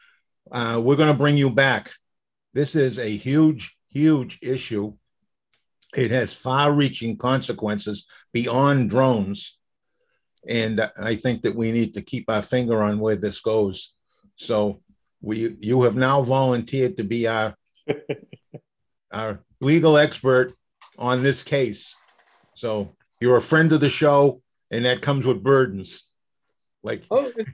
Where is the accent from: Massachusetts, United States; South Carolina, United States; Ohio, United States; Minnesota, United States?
Massachusetts, United States; Boston; I grew up in Boston with a lot of tall buildings